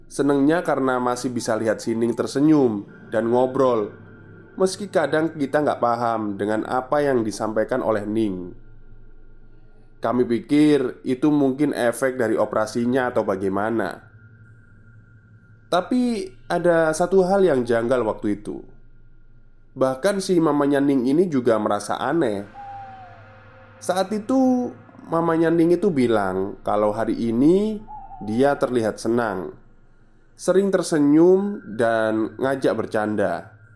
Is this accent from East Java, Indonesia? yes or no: yes; Surabaya, East Java, Indonesia; now in Netherlands; Saat ini aku berdomisili di Netherlands Karena suamiku itu orang Belanda Tapi aku asli orang Surabaya